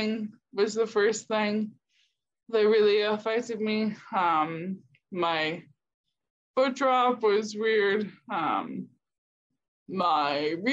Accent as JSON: {"language": "English", "town": "Houston", "region": "Texas", "country": "United States", "also_born_or_lived": "California / Chile / Portland, Oregon", "moved": "as an adult", "lives_now": "Denver, United States", "said": "I'm from Texas, Houston, and I have been in restaurants for a long time"}